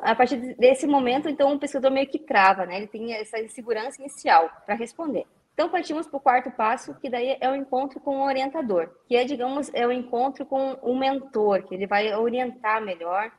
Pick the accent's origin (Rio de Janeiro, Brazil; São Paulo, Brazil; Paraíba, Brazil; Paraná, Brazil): Paraná, Brazil; interior of; moved away as an adult; now in Curitiba, Brazil; eu sou uma menina que vem do interior do Paraná, tá aqui em Curitiba